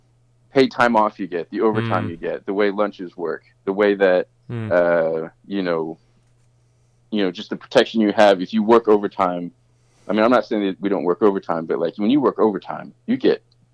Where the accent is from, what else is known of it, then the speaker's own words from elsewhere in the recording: Australia; accent: American; now in United States; My background, I mean, I have an American accent and I sound like an American, but I grew up in Australia. I worked in Australia for a long time and there's a lot of labor protection there.